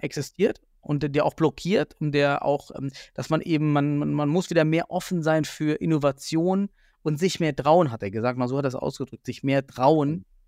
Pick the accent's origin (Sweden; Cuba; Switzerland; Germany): Germany; the East, eastern Germany; now in Düsseldorf, Germany; ich komme ja aus dem Osten